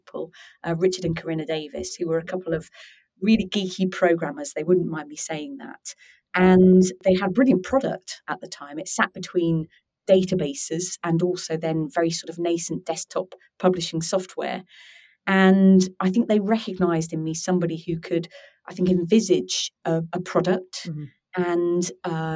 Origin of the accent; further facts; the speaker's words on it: Norwich, East of England, United Kingdom; growing up in Norwich at the time